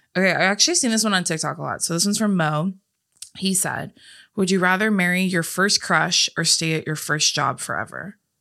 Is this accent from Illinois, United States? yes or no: no; California, United States; we were also born and raised in California